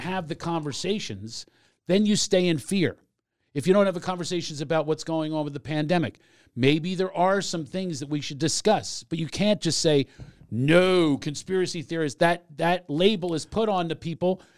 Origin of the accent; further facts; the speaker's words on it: Philadelphia, Pennsylvania, United States; I'm from Mount Airy